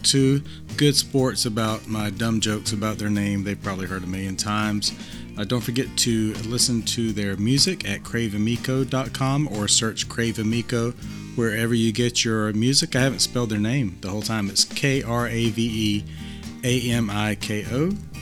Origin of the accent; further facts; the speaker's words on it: Raleigh, North Carolina, United States; based in Raleigh, North Carolina, my hometown